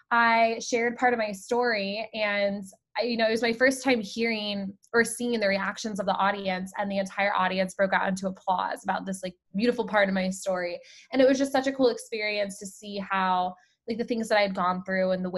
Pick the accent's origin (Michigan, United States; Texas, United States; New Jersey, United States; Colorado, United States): Colorado, United States; moved away as an adult; also born or lived in Rhode Island; I grew up in Colorado